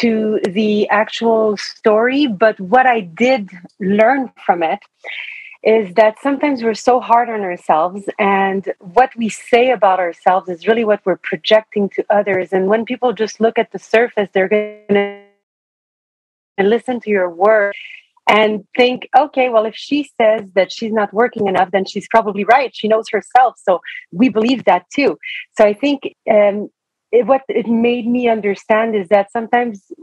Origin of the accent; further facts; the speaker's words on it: Canada; first language French; English is a second language; I'm French Canadian